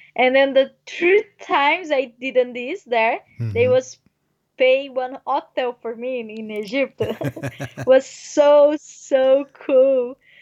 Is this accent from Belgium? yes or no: no; near Brasília, Federal District, Brazil; English is a second language; moved away as an adult; I'm from Brazil. I'm from near a capital of Brazil, Brasilia.